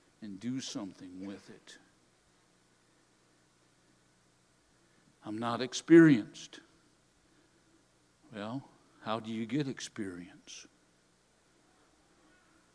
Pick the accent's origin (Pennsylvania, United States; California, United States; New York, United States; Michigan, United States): Michigan, United States; Hudsonville; I grew up actually in Hudsonville, just down the road here